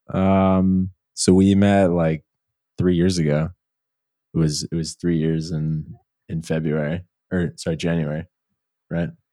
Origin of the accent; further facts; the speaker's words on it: Virginia, United States; moved away as an adult; also born or lived in Seattle; I'm from, uh, Virginia originally. I moved to Seattle